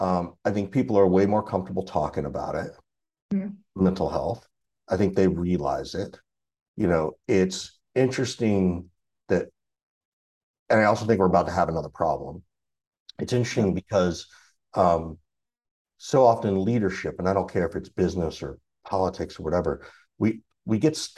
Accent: Deep South, United States; And growing up in the Deep South, it was like, well, you know, I had to go to couples thing.

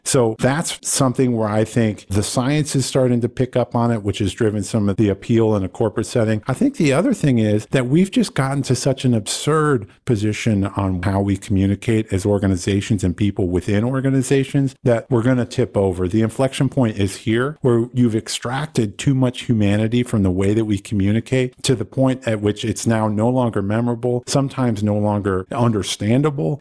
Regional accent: Iowa, United States; I was born and raised in Iowa

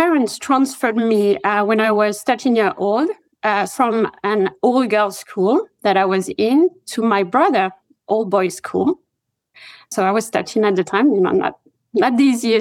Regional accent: Rouen, Normandy, France; English is a second language; moved away as an adult; now in United States; I did grow up in France, in Normandy, in a town called Rouen, to be very precise

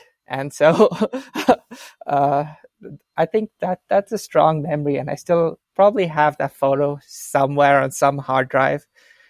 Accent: Bangalore, Karnataka, India; English is a second language; also born or lived in Melbourne; Not married. I'm 28 years old, originally from India. Spent the last couple of years in Melbourne. Yeah, I'm from Bangalore, South India.

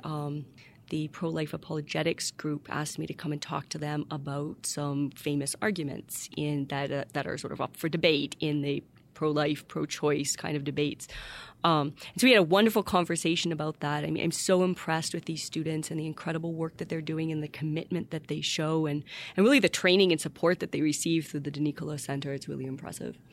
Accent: Windsor, Ontario, Canada; moved away as an adult; also born or lived in Ypsilanti, Michigan / Washington, D.C. / Seattle / Germany; now in Notre Dame, United States; I was born in Windsor, Ontario, Canada, across from Detroit

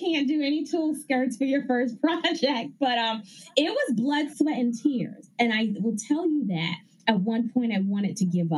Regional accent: Ghana; moved away; also born or lived in Bronx, New York, United States; growing up in Ghana, West Africa, where my family is from, they all sewed.

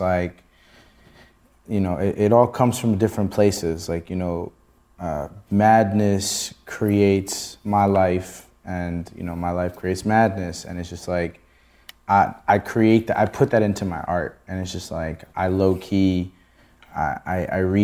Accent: Rockville, Maryland, United States; I was born and raised in a DMV. I'm from Rockville, Maryland, Montgomery County.

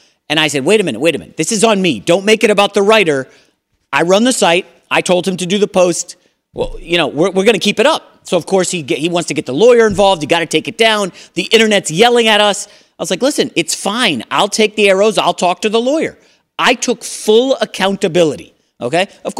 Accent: New York, United States; You guys know I'm from New York.

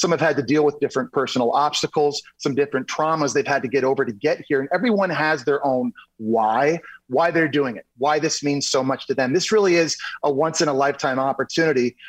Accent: Ottawa, Ontario, Canada; I grew up in Ottawa, Canada

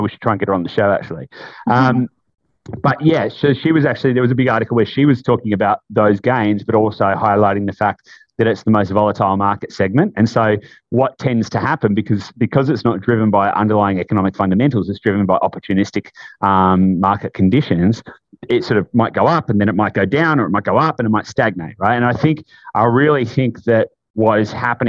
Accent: Latrobe Valley, Victoria, Australia; I grew up in Latrobe Valley, grew up in a tiny country town

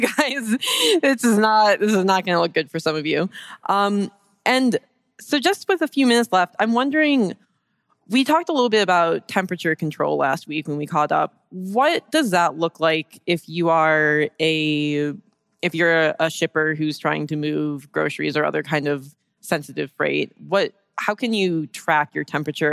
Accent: Detroit, Michigan, United States; I'm from Detroit

